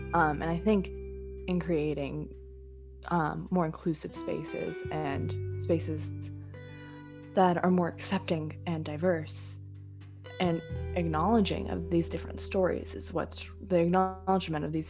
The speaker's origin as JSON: {"language": "English", "town": "Houston", "region": "Texas", "country": "United States", "moved": "yes", "lives_now": "Dallas, United States", "said": "I'm originally from Houston as well."}